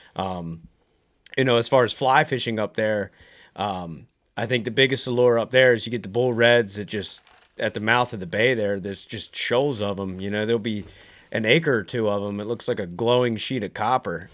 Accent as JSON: {"language": "English", "region": "Maryland", "country": "United States", "moved": "yes", "lives_now": "North Carolina, United States", "said": "I'm originally from Maryland."}